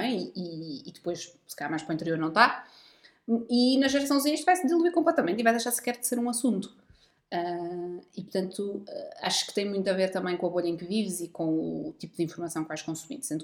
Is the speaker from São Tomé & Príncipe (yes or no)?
no; Centro, Portugal; Porque eu sou do centro